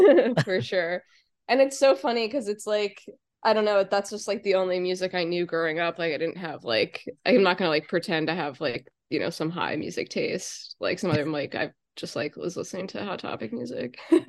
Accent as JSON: {"language": "English", "town": "Media", "region": "Pennsylvania", "country": "United States", "said": "Oh, I'm from Delco."}